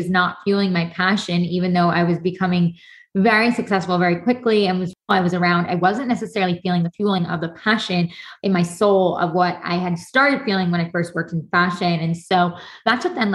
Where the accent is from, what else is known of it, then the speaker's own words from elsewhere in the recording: New York, United States; moved away as an adult; also born or lived in Los Angeles, California; now in Tennessee, United States; I'm originally from New York. I moved to Los Angeles for over a decade and then recently moved to Tennessee.